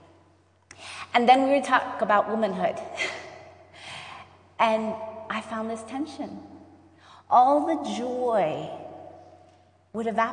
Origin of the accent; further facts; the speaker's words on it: Roanoke, Virginia, United States; I am from Roanoke, Virginia